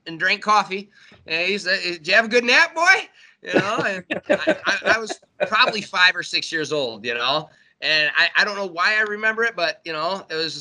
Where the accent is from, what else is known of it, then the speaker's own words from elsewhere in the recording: Warren, Michigan, United States; I grew up in Warren, so I was in the city, you know what I'm saying? I was right on the border of Detroit